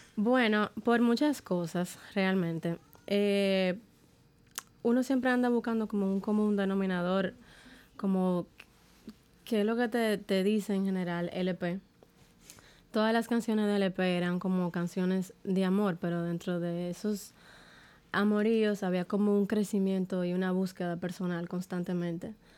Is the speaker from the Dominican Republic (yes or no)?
yes; Dominican Republic; como dominicana